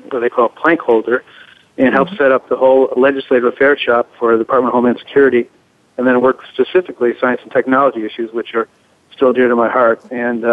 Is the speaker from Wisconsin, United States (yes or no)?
no; Chicago, Illinois, United States; moved away as an adult; now in Washington, D.C., United States; I'm actually from Chicago, born and raised there